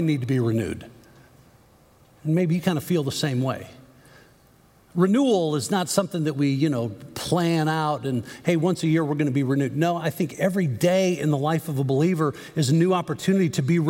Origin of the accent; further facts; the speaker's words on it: Chicago, Illinois, United States; growing up in the Chicago area with a dad who was an avid Cub fan